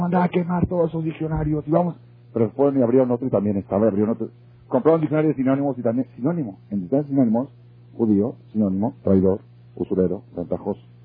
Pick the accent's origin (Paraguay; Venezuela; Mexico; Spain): Mexico; yo nací en México